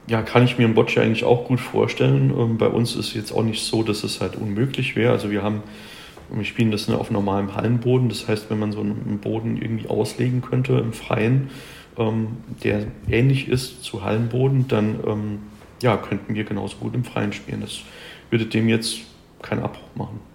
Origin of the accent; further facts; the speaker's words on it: Germany; bei uns in Deutschland